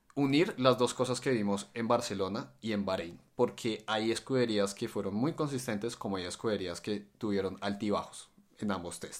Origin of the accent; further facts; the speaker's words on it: Colombia; yo somos de Colombia